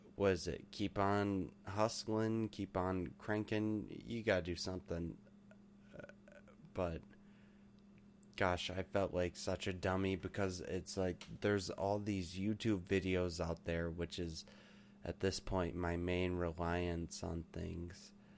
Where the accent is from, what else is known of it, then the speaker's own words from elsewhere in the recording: United States; also born or lived in Michigan; I'm an American and we don't we don't mess around like